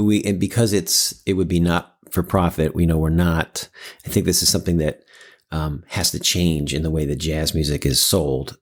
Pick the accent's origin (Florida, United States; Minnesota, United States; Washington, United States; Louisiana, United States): Washington, United States; Seattle; also born or lived in New York; I grew up here in Seattle.